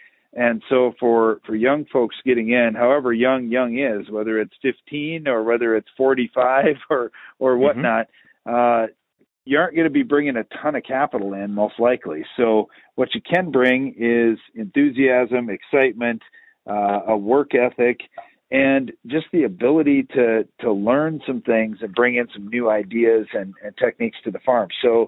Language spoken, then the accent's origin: English; Iowa, United States; growing up in North Central Iowa, tillage and rainfall were the answers for a lot of things.